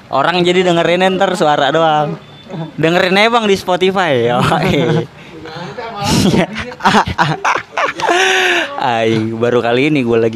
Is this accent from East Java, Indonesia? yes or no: no; Jakarta, Indonesia; ya kita juga sebagai orang Jakarta khususnya apalagi gua gua kolot banget sama Jakarta ya kan